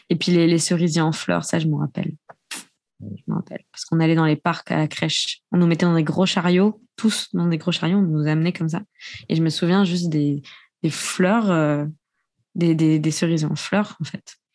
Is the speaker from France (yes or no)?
no; Japan; Quand je leur dis que j'ai grandi au Japon, ils me disent Ah, mais c'est pour ça, tes yeux.